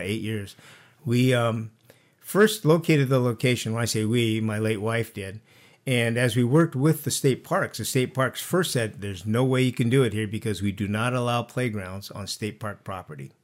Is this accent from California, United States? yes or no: yes; Santa Barbara, California, United States; now in Carpinteria, United States; I was actually, uh, born and raised in Santa Barbara.